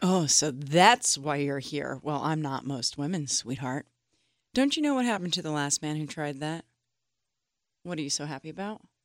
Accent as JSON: {"language": "English", "country": "United States", "said": "I am American and, uh, very, I'm of German descent"}